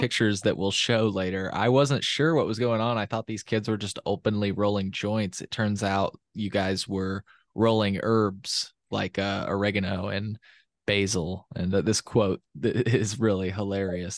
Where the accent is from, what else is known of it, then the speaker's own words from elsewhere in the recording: Champaign, Illinois, United States; I'm from Champaign, but I didn't go to school at the University of Illinois